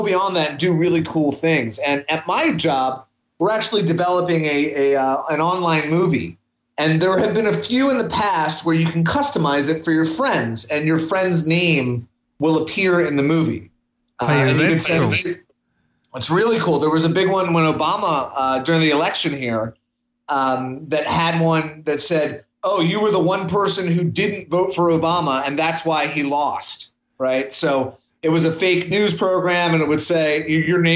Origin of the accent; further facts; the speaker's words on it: Washington, District of Columbia, United States; moved away; I'm from Washington, D.C. originally